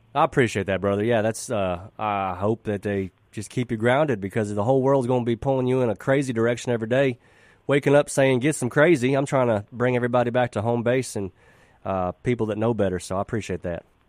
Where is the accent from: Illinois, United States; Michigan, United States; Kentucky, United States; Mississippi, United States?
Mississippi, United States; also born or lived in Nashville; growing up in Mississippi